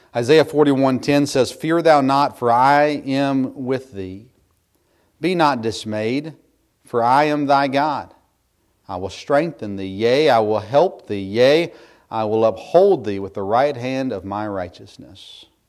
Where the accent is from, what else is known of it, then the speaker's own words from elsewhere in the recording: United States; As American Christians today